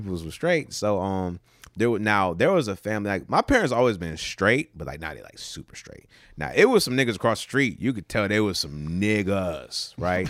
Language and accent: English; Newport News, Virginia, United States; also born or lived in Williamsburg, Virginia; we moved from Newport News to Williamsburg when I was probably, like, fifteen, fourteen-ish